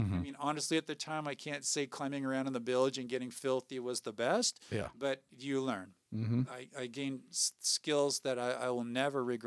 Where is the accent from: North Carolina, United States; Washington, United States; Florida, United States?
Washington, United States; Puyallup; moved away as an adult; now in Spokane Valley, United States; I grew up in Puyallup